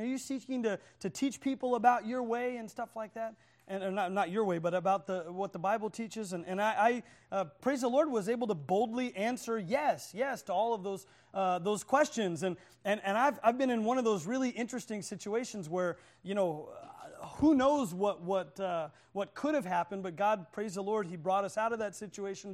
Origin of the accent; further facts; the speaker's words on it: Oklahoma, United States; I'm from Oklahoma